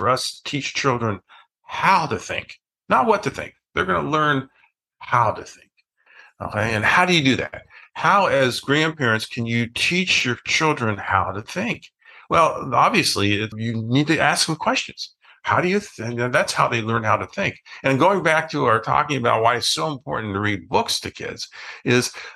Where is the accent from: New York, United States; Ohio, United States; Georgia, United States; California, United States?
Ohio, United States; I grew up in Ohio